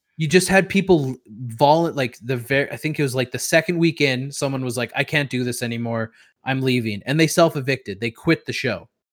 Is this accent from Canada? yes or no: yes; Canada; I as a Canadian